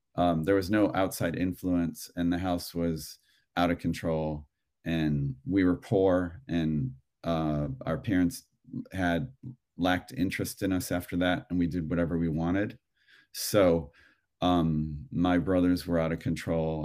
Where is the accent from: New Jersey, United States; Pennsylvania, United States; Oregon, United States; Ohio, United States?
Ohio, United States; Cleveland; now in Los Angeles, United States; I grew up in Ohio, in Cleveland